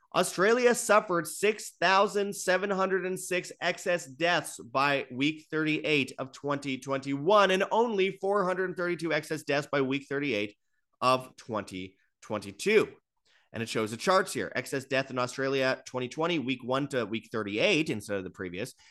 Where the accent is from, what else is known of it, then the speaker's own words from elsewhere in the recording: Canada; as a Canadian